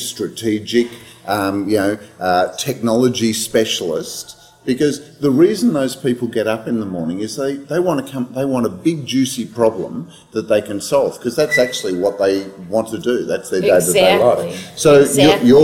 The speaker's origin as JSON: {"language": "English", "country": "Australia", "accent": "Australian", "said": "it's my Australian accent"}